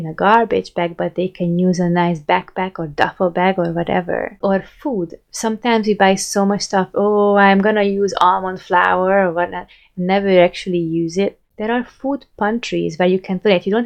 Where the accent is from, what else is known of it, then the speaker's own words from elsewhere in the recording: Hungary; moved away as an adult; I moved from Hungary